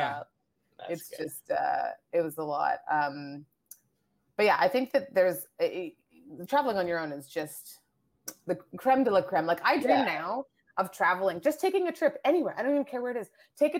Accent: Nigeria; born there; also born or lived in Asia / France; Like I was born in Nigeria. I've traveled all around Canada and the States.

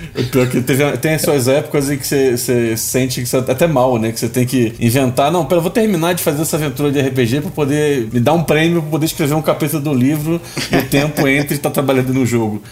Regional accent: Rio de Janeiro, Brazil; aquele Rio de Janeiro antigo onde eu cresci

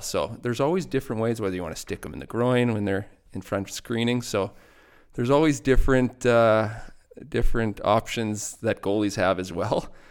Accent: Bruno, Saskatchewan, Canada; moved away; also born or lived in Lloydminster; I grew up, uh, in Bruno, Saskatchewan.

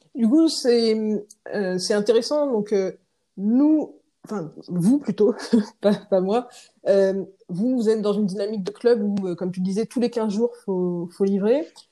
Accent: Rennes, Brittany, France; now in Paris, France; j'habite à Paris, je viens de Rennes.

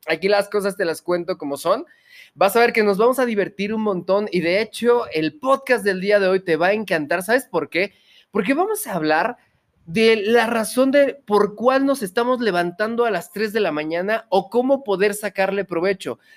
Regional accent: Mexico; Yo soy mexicano de corazón

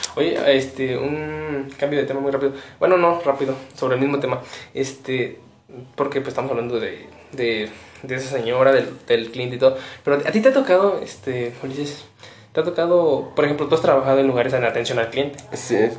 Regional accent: Pénjamo, Guanajuato, Mexico; somos de, somos de una de Guanajuato, de una entidad de Guanajuato que se llama Penjum Este

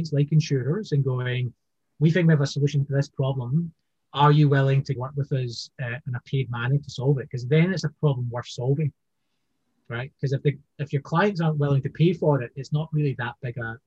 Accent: Scotland, United Kingdom; now in Hong Kong; you'd hear my voice, I'm from Scotland, I'm living in Hong Kong

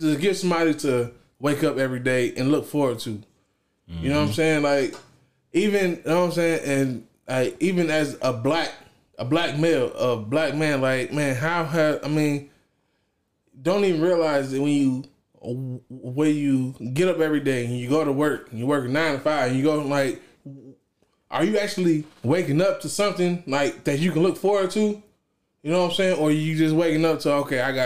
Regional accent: Joliet, Illinois, United States; I'm from Joliet

